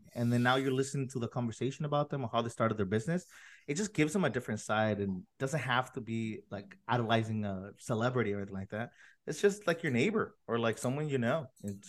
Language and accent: English; National City, California, United States; I'm in National City. I grew up in National City